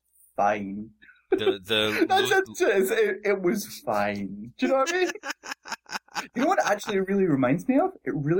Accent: Scotland, United Kingdom; I'm from Scotland.

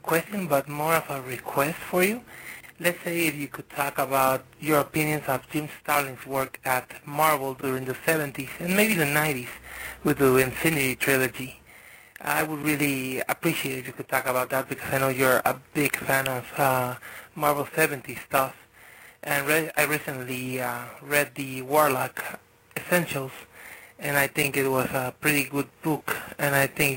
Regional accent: Tijuana, Baja California, Mexico; I'm from Tijuana

